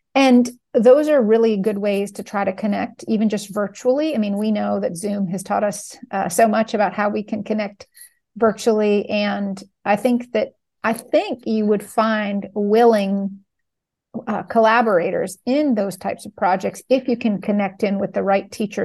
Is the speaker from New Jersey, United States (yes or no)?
no; New York, United States; I'm from New York